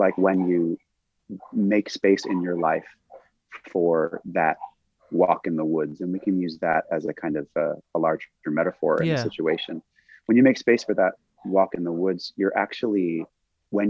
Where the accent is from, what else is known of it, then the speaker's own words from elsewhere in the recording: Santa Monica Mountains, California, United States; we grew up here in the Santa Monica Mountains